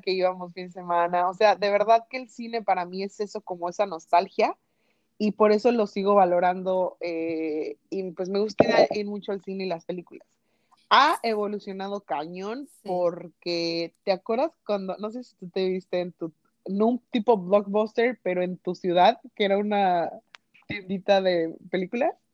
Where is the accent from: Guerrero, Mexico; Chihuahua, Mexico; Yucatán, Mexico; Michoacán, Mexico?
Michoacán, Mexico; a small town near Morelia; uno de mis tíos trabajaban en un cine que existía en mi pueblo